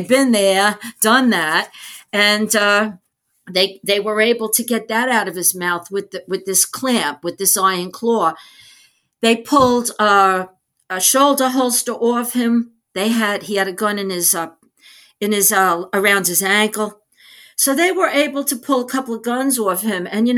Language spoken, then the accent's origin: English; New York, United States; as a New Yorker